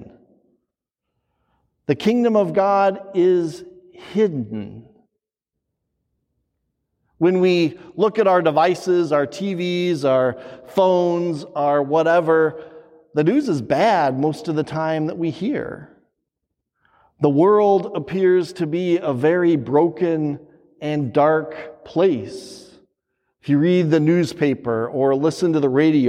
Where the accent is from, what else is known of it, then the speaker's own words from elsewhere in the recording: southeast Wyoming, United States; moved away as an adult; now in Wisconsin, United States; I'm from Wyoming, and if you're in Wyoming, nothing grows. Nothing grows. If you've been there, especially the Red Desert or the southeast corner where I'm from